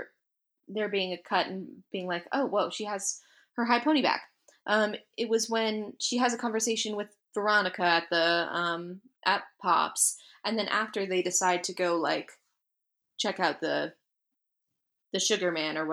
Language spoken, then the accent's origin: English; United States; I'm American school system